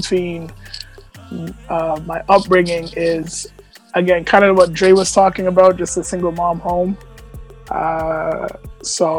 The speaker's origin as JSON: {"language": "English", "town": "Toronto", "region": "Ontario", "country": "Canada", "tie": "born or raised there", "also_born_or_lived": "Etobicoke, Toronto / Jane and Sheppard, Toronto", "said": "So I spent like 14, 15 years in Scarborough. I was born in Etobicoke General, but we had moved to Scarborough pretty much for, I was like 2 months"}